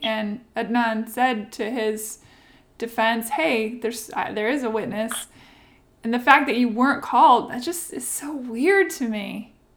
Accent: Washington, United States; now in Nashville, United States; Yeah, I live in Nashville, but Washington State is where I grew up.

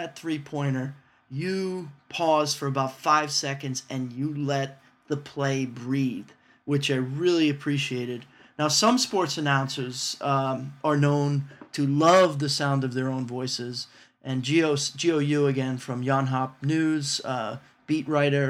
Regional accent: New York, United States; growing up in New York

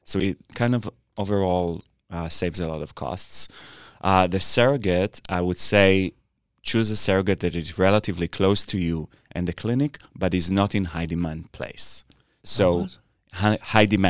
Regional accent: Israel; English is a second language; now in United States; I'm an immigrant from Israel and I'm not an American.

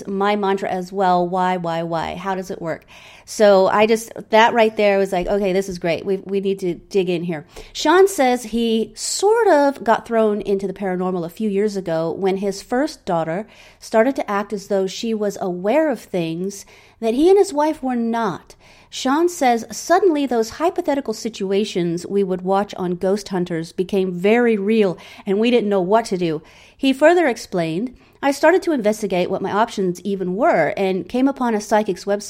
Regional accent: England, United Kingdom; also born or lived in Germany; I grew up in England. I was raised agnostic

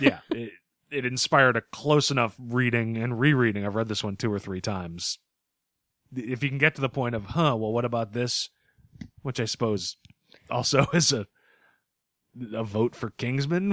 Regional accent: Northeast, United States; we're from the Northeast.

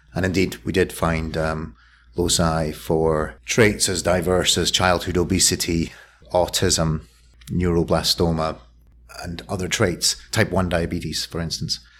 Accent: Scotland, United Kingdom; now in Philadelphia, United States; I'm a Scotsman who's lived, lived well, and I'm the consequence of a Scottish lifestyle

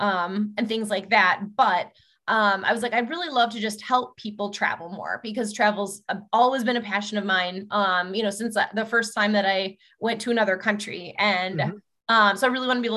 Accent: United States; I'm an American

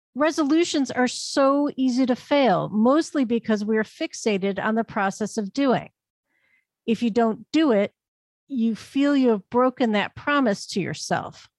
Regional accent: Northeast Ohio, United States; lake effect snow in my hometown in Northeast Ohio.

